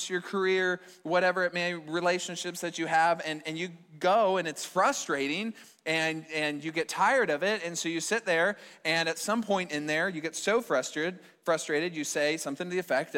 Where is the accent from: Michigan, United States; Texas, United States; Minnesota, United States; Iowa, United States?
Iowa, United States; Fort Dodge; my hometown in Fort Dodge